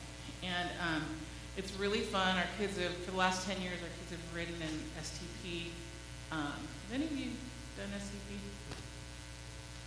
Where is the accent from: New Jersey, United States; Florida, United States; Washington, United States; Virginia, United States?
Washington, United States; White Center; When I was growing up in White Center, it was predominantly white, a blue-collar neighborhood.